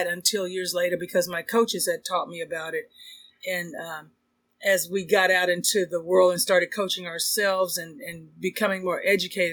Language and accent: English; Texas, United States; I'm from Texas